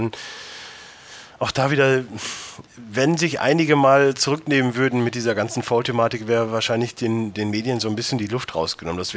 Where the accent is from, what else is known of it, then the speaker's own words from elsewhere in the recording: Cologne, North Rhine-Westphalia, Germany; selbst ich als Kölner Sach kann ich schon mal vorwegnehmen